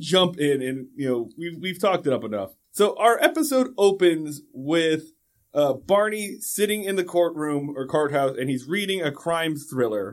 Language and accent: English; West Coast, United States; I grew up on the West Coast